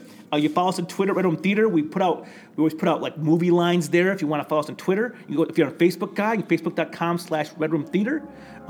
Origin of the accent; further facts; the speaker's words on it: Flint, Michigan, United States; We grew up in Flint. We were raised in the streets.